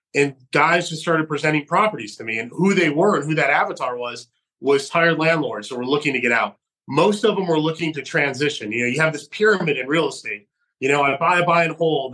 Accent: Geneva, New York, United States; moved away; also born or lived in Fresno, California; my hometown of Geneva, New York

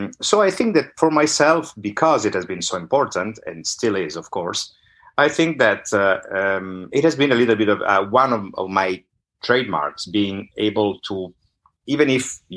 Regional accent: Milan, Lombardy, Italy; accent: northern accent; first language Italian; English is a second language; moved away; also born or lived in Naples (ancestry); I'm Italian. I grew up in Italy

